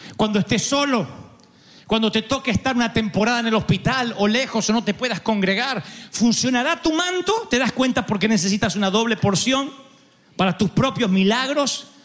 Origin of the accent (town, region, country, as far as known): Argentina